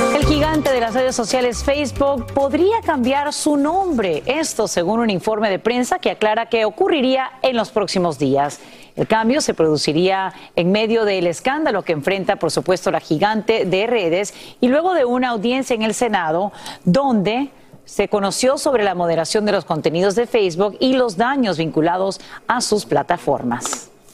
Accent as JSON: {"language": "Spanish", "country": "Honduras", "tie": "born or raised there", "moved": "yes", "lives_now": "California, United States", "said": "creciendo en Honduras"}